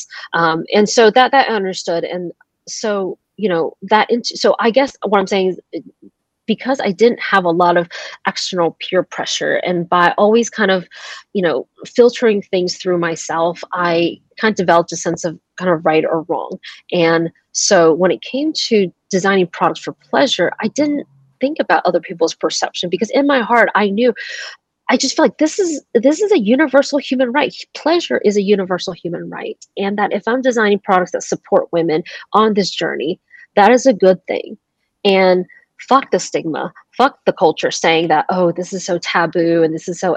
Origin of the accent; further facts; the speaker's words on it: Georgia, United States; also born or lived in Taiwan; I moved to the States when I was 6 years old, and we landed in a place in the States, the small suburb of Georgia